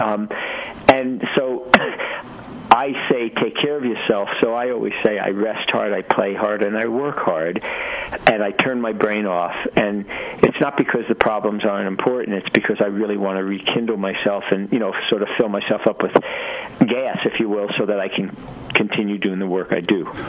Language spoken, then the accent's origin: English; New York City, New York, United States; I grew up in Brooklyn, New York